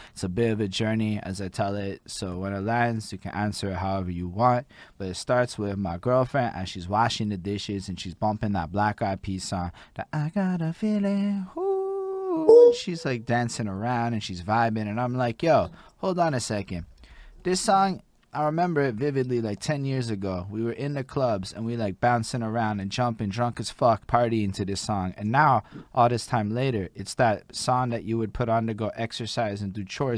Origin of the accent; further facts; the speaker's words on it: Montreal, Quebec, Canada; I'm from Montreal